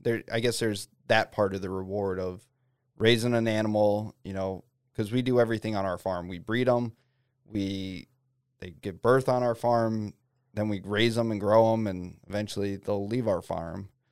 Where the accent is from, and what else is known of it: New Jersey, United States; born or raised there; moved away as an adult; now in Fairbanks, United States